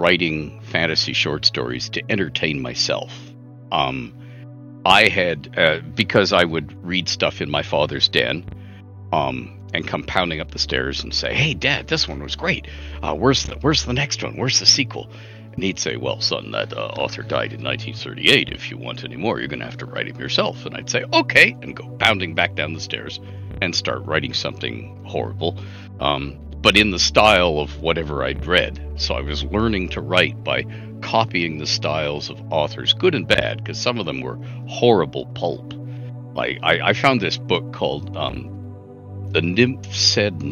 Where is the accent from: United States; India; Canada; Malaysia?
Canada; I'm Canadian